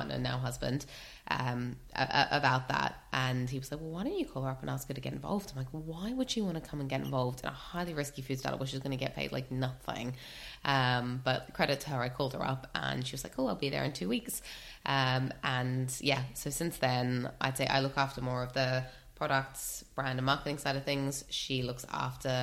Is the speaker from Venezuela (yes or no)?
no; Australia; moved away as an adult; now in United Kingdom; I grew up in Australia, moved here, oh my goodness, about 13 years ago now